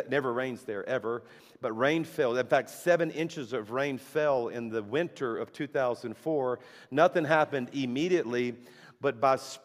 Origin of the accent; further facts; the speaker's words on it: South Louisiana, United States; now in Alabama, United States; our church is in Alabama, but I'm a Cajun from South Louisiana.